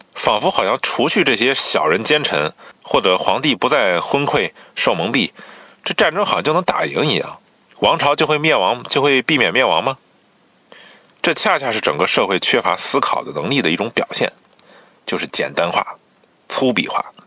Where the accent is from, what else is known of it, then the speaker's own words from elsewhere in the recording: China; 我们中国人啊爱避讳惨败，图个吉利